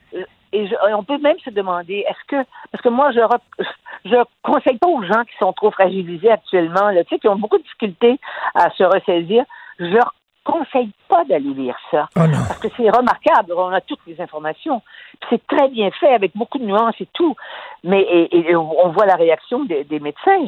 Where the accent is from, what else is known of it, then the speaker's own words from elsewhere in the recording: Quebec, Canada; chez nous, au Québec